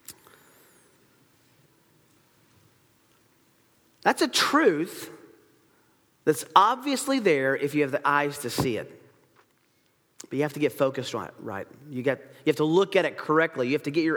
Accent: Tennessee, United States; I grew up in Tennessee

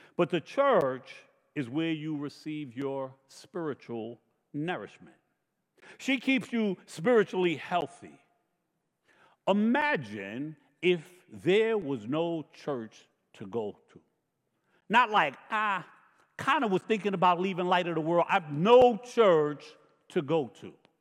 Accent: New York, United States; I grew up in New York

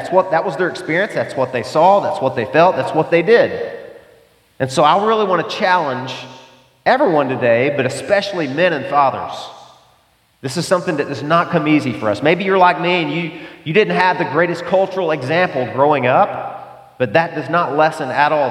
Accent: the South, United States; I grew up in the South, the buckle of the Bible Belt.

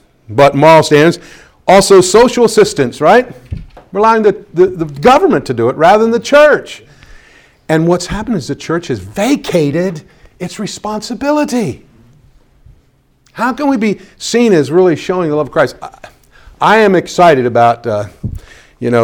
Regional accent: Pennsylvania, United States; My home state of Pennsylvania

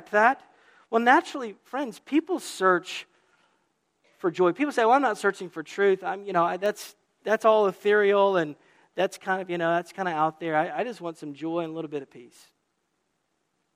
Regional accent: the South, Southern United States, United States; now in New England, United States; as a Southerner here is, welcome to New England

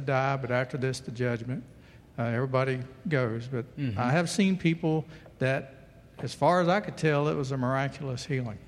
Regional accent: United States; an American Christian

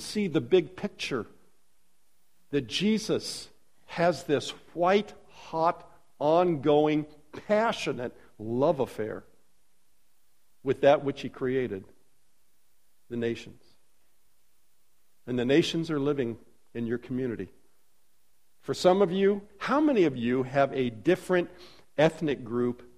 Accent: Los Angeles, California, United States; moved away as an adult; now in Warsaw, Indiana, United States; Jan and I were born and raised in Los Angeles

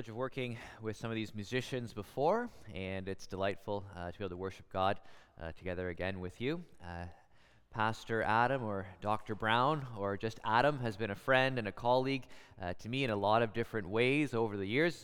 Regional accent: Guelph, Ontario, Canada; I'm from Guelph

